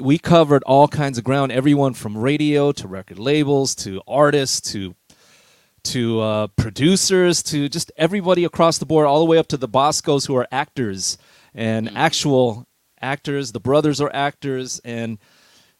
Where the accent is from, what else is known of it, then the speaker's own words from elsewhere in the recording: Carson, California, United States; Born and raised Los Angeles, but specifically Carson, California